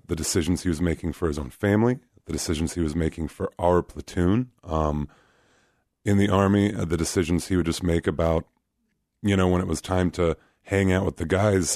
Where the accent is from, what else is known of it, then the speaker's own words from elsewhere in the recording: Anchorage, Alaska, United States; moved away as an adult; also born or lived in Kansas; now in Des Moines, United States; I grew up in Anchorage, and so it's kind of like the, quote, unquote, big city in Alaska.